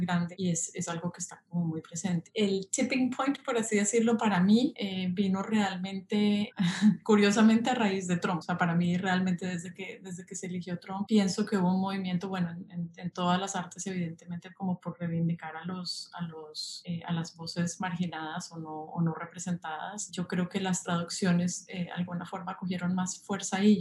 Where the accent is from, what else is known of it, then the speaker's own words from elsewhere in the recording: Colombia; moved away as an adult; also born or lived in Paris, France; now in New York, United States; soy colombiana, pero fui a la universidad en, en París